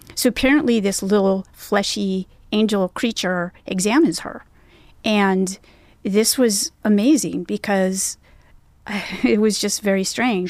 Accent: Northern California, United States; moved away; also born or lived in North Carolina; I'm from California, Northern California, and it's a it was and still is an eclectic culture

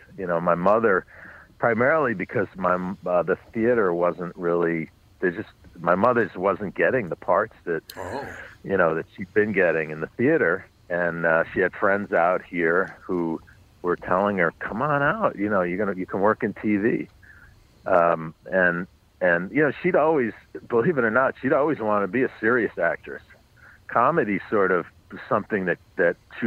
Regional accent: New York City, New York, United States; I grew up on the Upper West Side, but north of 96th

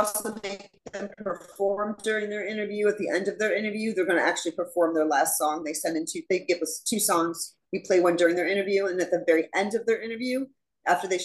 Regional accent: Chicago, Illinois, United States; I'm from Chicago

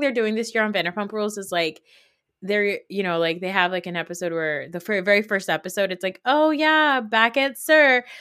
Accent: United States; also born or lived in Saudi Arabia; coming to America, as, like, a little fat girl

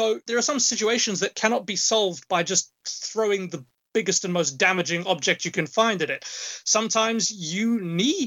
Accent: Johannesburg, Gauteng, South Africa; moved away as an adult; also born or lived in United Kingdom; now in Vancouver, Canada; Johannesburg, where I'm from

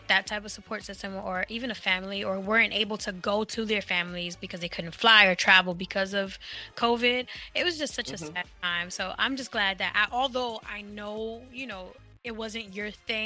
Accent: New York, United States; my hometown

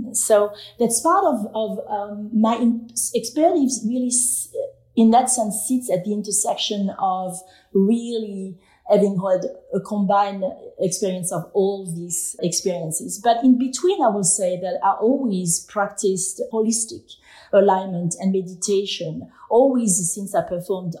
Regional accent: France; now in New York, United States; I was born and raised in France

